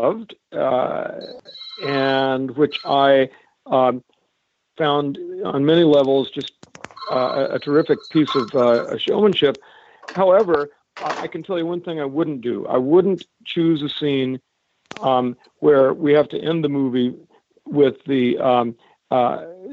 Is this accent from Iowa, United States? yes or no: yes; Cedar Rapids, Iowa, United States; since I was a little kid growing up in Cedar Rapids, Iowa